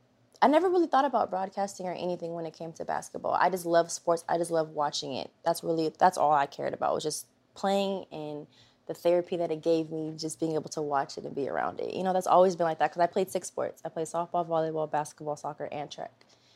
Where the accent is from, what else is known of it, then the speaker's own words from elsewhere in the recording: California, United States; now in Los Angeles, United States; So I was coming from, I'm from the Bay Area, so okay. Up north, yeah.